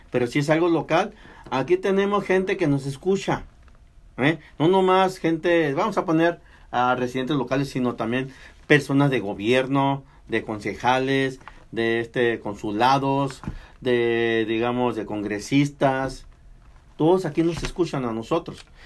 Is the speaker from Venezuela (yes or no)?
no; Mexico; now in United States; Nací en México, pero estoy en el continente americano.